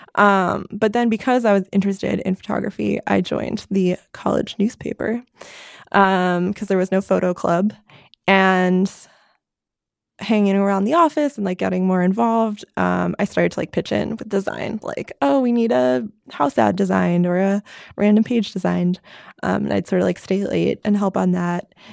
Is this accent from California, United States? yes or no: no; New York City area, United States; moved away; I am from the New York City area, just north of New York City